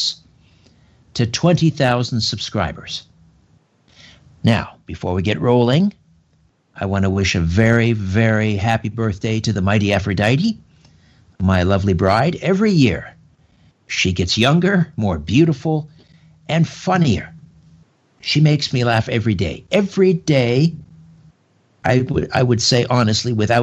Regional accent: Brantford, Ontario, Canada; now in Thornhill, Canada; growing up in Brantford, a mile from the old THB line, Toronto-Hamilton-Buffalo Railway

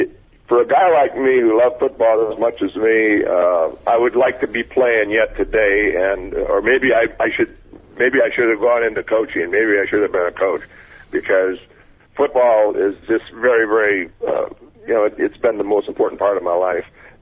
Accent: Wausau, Wisconsin, United States; moved away; also born or lived in Miami, Florida / Oakland, California; I'm a kid from Wausau, Wisconsin

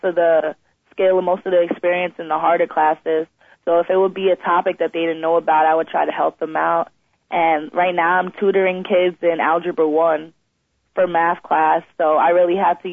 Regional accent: Long Island, New York, United States; we're from Long Island, we usually go to New York City

